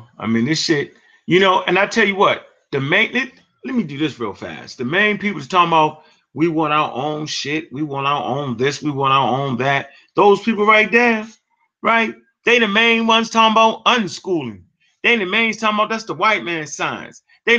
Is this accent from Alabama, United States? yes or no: no; Texas, United States; I'm a Texan.